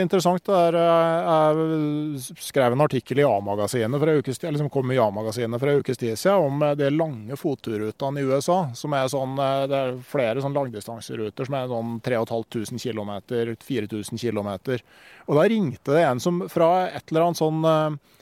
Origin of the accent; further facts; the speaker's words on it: Gausdal, Innlandet, Norway; hjembygda mi, der jeg er oppvokst